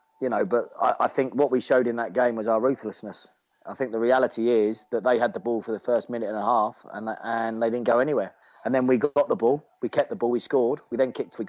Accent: England, United Kingdom; moved away; as an Englishman

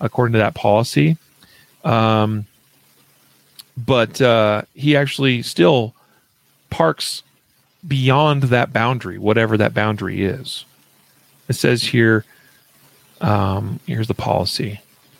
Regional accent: Idaho, United States; moved away; from my home state of Boise, or from my home state of Idaho. I did not live in Boise

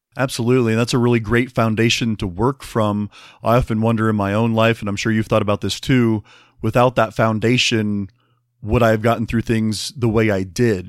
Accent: Midwest, United States; I'm from the Midwest

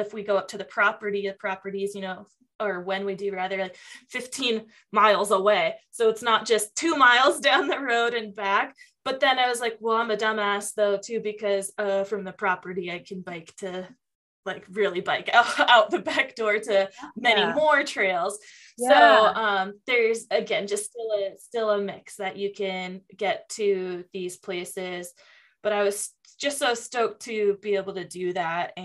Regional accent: Tacoma, Washington, United States; also born or lived in Lake Tahoe; now in Reno, United States; growing up in Tacoma and having the outdoors, like right there

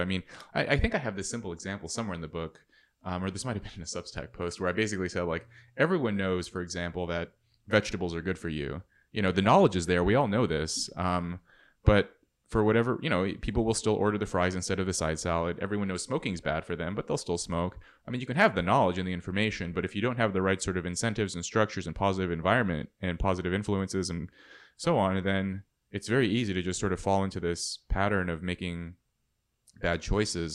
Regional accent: Red Bluff, California, United States; seventeen growing up in Red Bluff, California

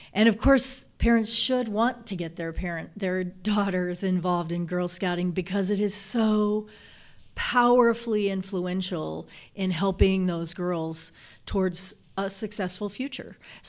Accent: Southern United States, United States; accent: Southern; Well, that's because I'm a Southerner. It just kind of comes out. Can't say Savannah with a Michigan accent.

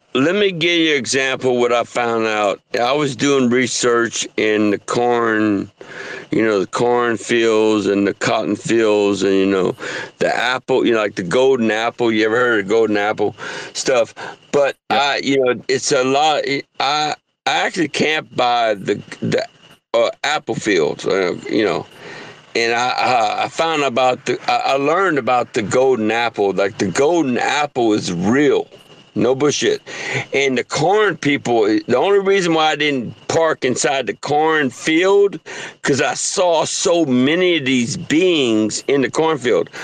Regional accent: southern Louisiana, United States; moved away; louisiana i'm french

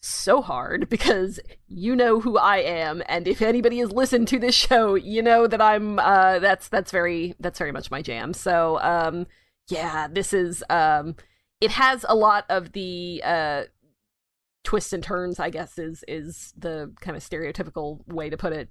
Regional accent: United States; the American here

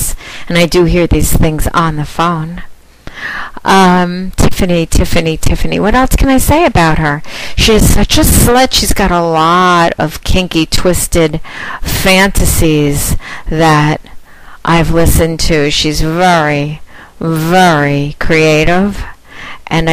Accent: United Kingdom; accent: British; with my British accent

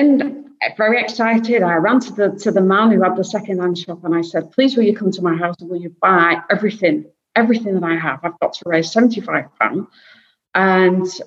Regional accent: Blackburn, North West England, United Kingdom; moved away; I'm originally from the UK, as you can probably tell with my accent, and I'm from the north of the UK, north of Manchester, so a little town called Blackburn

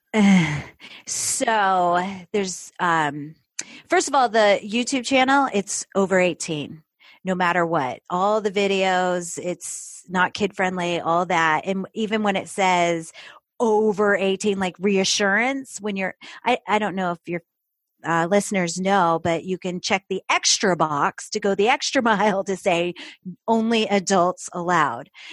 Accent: upstate New York, United States; moved away as an adult; also born or lived in Florida; I grew up in New York, uh, upstate New York.

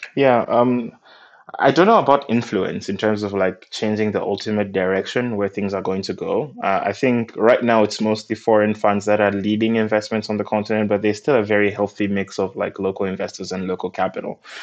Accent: Malawi; I'm from Malawi, and we got our independence uh, from the UK in 1964

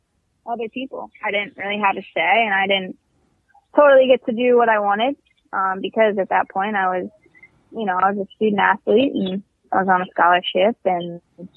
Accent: Virginia Beach, Virginia, United States; moved away as an adult; I'm originally from Virginia Beach, Virginia

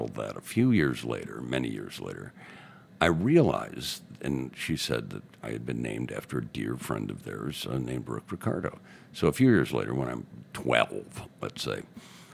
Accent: Chicago, Illinois, United States; I was in fourth grade at LaSalle School growing up in Old Town

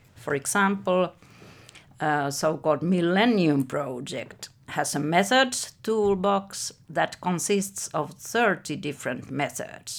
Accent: Helsinki, Uusimaa, Finland; I was born in Helsinki and I'm now sixty-six years old, so I have lived all my life here

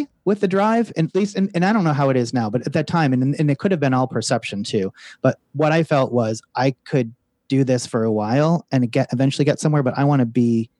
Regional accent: United States; moved away as an adult; being an American

